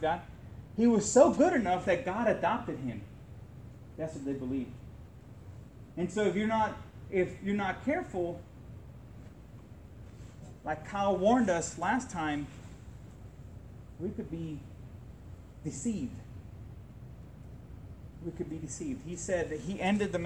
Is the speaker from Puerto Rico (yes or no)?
yes; Puerto Rico; I grew up in Puerto Rico